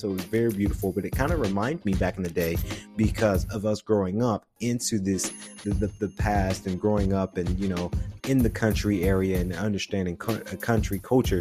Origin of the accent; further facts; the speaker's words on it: Macon, Georgia, United States; also born or lived in Atlanta, Georgia; Macon, Georgia, Jones County area is where we we grew up, Millersville area, and it was the country area as well